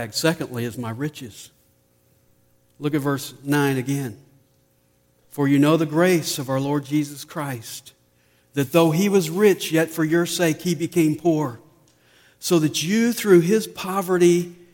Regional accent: Nashville, Tennessee, United States; moved away; since I was born and raised in Nashville, I took my family over to see the house where I grew up

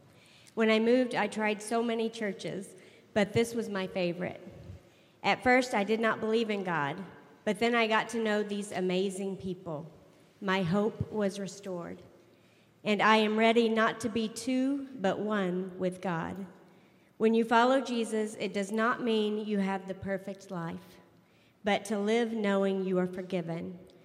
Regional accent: Oklahoma, United States; also born or lived in Massachusetts; When I was 6, I moved to Oklahoma from Massachusetts.

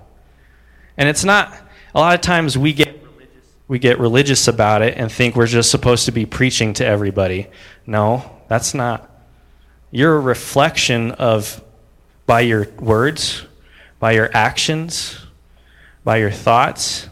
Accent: United States; I'm an American

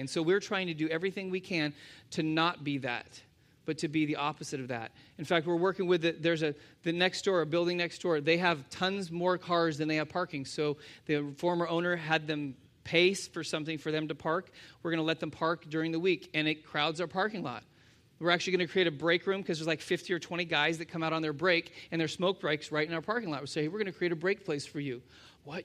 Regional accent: United States; as Americans

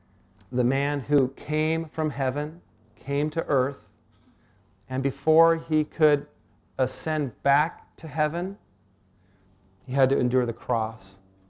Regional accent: Port Townsend, Washington, United States; I was born and raised up in Port Townsend.

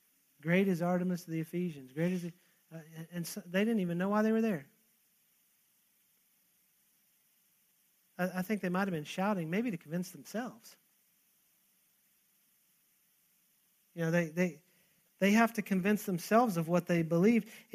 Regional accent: Texas, United States; I'm Texan

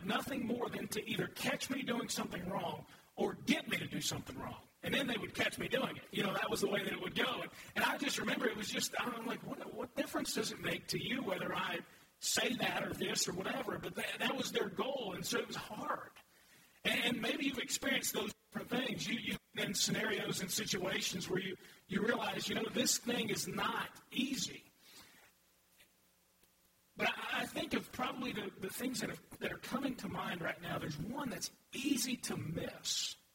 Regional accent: United States; I'm an American. God simply blessed me with the opportunity to grow up in this country

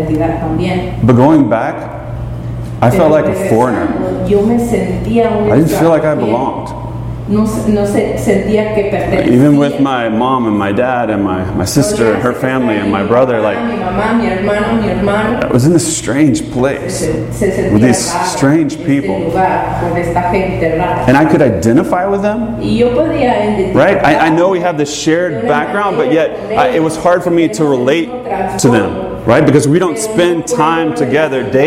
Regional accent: Atlanta, Georgia, United States; moved away; I grew up in Atlanta

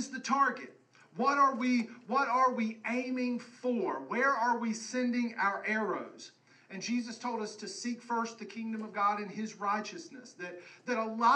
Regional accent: West Virginia, United States; growing up in West Virginia

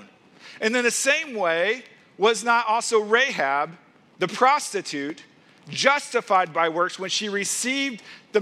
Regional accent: Missouri, United States; moved away as an adult; I grew up in Missouri

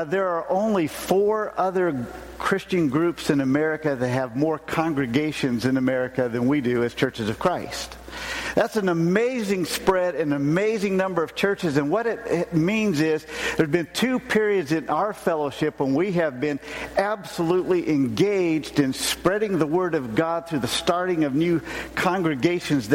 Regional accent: Seattle, Washington, United States; moved away as an adult; also born or lived in Tacoma, Washington / Arkansas / Kenya; I grew up in Seattle, Washington. That's where I was born, and then family moved to Tacoma

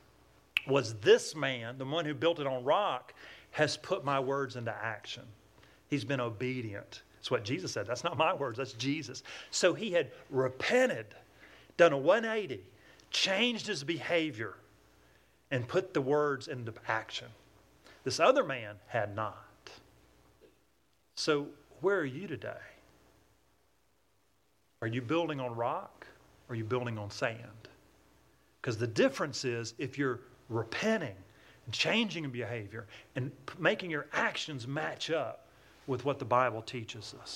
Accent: Atlanta, Georgia, United States; accent: southern twang; I'm from Atlanta, Georgia. That's where I get this southern twang.

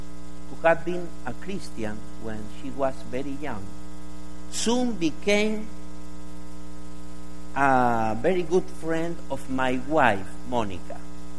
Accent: Argentina; with the excuse that we are from Argentina, like Jorge, we invited them to eat at our house.

